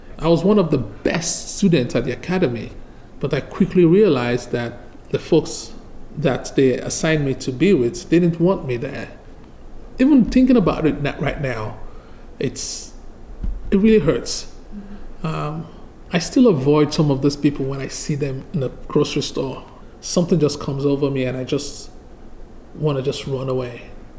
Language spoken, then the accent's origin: English; Nigeria; English is a second language; now in Charlottesville, United States; Yes, I moved here from Nigeria back in 2008. It was the first time I came to the U.S. and I came straight to Charlottesville, and it's been home for me since then.